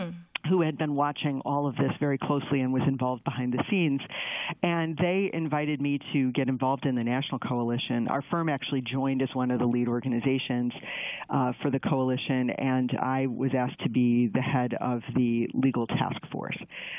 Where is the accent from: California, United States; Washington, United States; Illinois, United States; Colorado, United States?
Illinois, United States; Chicago; I'm from Chicago